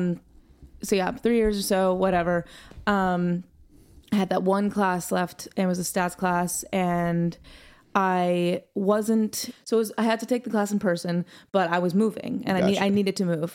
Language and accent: English; New Hampshire, United States; moved away as an adult; now in Nashville, United States; I'm from New Hampshire